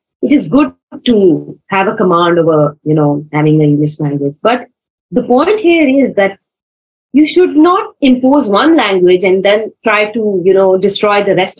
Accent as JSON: {"language": "English", "country": "Pakistan", "said": "I'm Pakistani."}